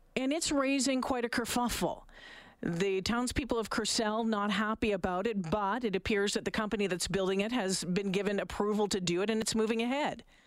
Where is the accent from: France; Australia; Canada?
Canada; as Canadians